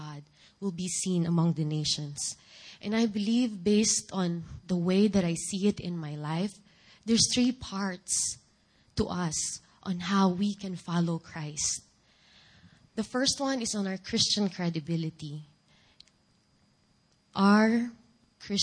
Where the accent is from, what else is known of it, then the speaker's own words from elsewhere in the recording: Philippines; first language Filipino; English is a second language; moved away; my native language, Filipino.